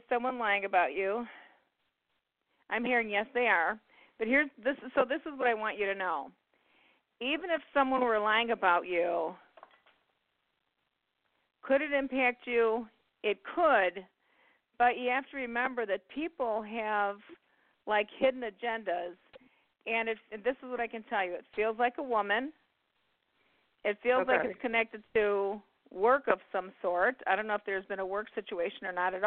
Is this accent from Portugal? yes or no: no; Midwest, United States; I'm from the Midwest